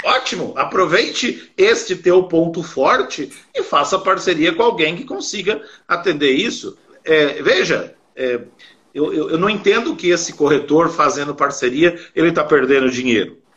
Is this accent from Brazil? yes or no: yes; São Paulo, Brazil; eu sou de São Paulo